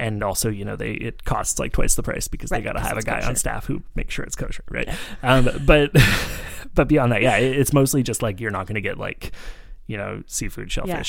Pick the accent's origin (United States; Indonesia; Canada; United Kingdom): Canada; Vancouver, British Columbia; now in Montreal, Canada; I grew up in Vancouver